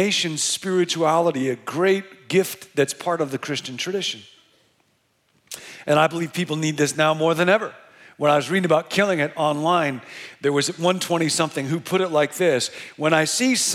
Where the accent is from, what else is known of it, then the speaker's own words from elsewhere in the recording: Rockford, Illinois, United States; now in Bay Area, United States; I grew up in Rockford, Illinois